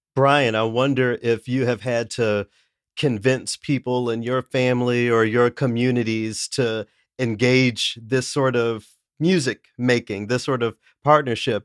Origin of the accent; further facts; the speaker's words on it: Tennessee, United States; I'm from the South, I'm from Tennessee